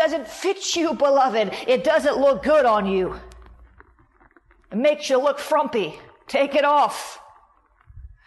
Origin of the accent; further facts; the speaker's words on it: Florida, United States; I'm from Florida. We have swimming pools everywhere